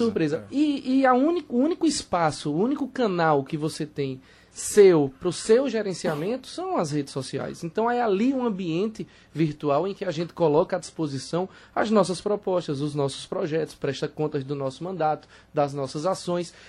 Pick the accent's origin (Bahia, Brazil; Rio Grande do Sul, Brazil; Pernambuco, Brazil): Pernambuco, Brazil; Petrolina; A Petrolina, por exemplo, de onde eu venho